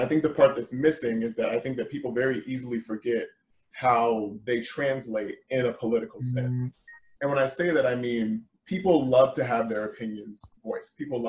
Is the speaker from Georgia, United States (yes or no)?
yes; Georgia, United States; just against the idea that I was actually from Georgia.